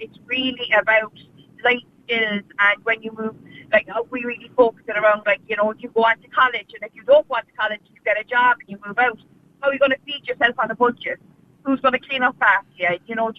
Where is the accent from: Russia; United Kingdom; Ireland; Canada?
Ireland